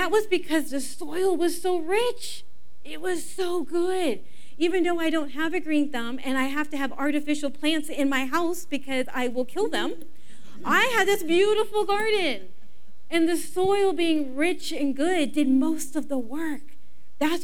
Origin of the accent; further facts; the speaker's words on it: Los Angeles, California, United States; moved away as an adult; now in Inland Empire, United States; we're not actually from the Inland Empire, we're from the San Fernando Valley, and I grew up in the Valley Girl age.